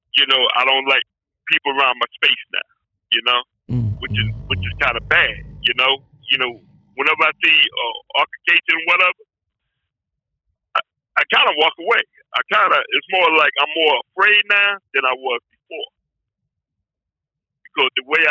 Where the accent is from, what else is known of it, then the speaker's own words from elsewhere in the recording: New Jersey, United States; now in Pennsylvania, United States; I live in Pennsylvania, but I was raised in New Jersey